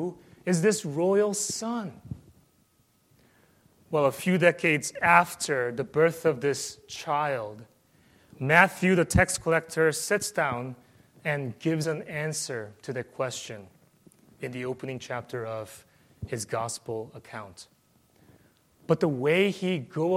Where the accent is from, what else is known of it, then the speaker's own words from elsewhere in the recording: South Korea; moved away; I came from South Korea